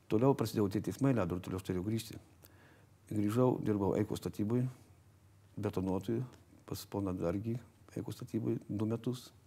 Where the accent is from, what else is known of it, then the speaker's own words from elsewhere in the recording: Kudirkos Naumiestis, Marijampolė County, Lithuania; now in Vilnius, Lithuania; Aš esu kilęs iš Kudirgos nuomišio. Mhm. Šakių rajonas.